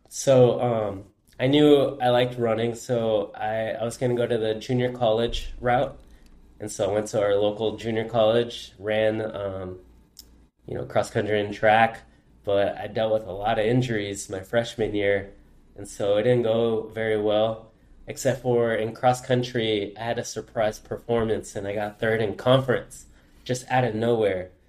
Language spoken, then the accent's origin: English; Goleta, California, United States; I'm born and raised in Goleta, which is, uh, just a little north of Santa Barbara here in California